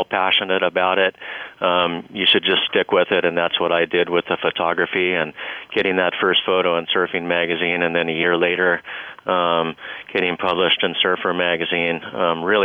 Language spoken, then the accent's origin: English; San Diego, California, United States; now in Big Island, Hawaii, United States; I grew up in La Jolla, California. La Jolla is a suburb of San Diego